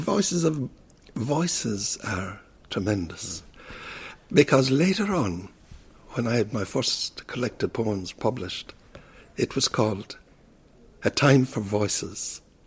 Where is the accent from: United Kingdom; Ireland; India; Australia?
Ireland; Kerry, Munster; accent: Kerry; moved away as an adult; also born or lived in Dublin; my Kerry accent